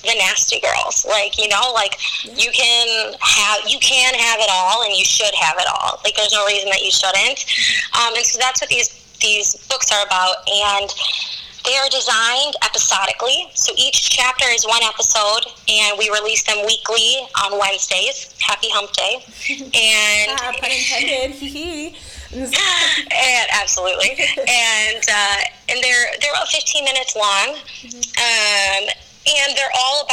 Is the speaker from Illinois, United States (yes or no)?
yes; Chicago, Illinois, United States; moved away; I'm from Chicago